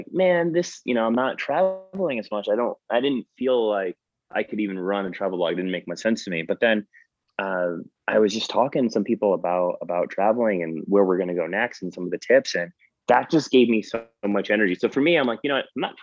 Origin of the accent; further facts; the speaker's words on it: Connecticut, United States; moved away as an adult; also born or lived in New Jersey / Paterson, New Jersey / New York City; now in San Francisco, United States; I was born in New Jersey. So a lot of my family is still there. And I was basically raised and went to school in Connecticut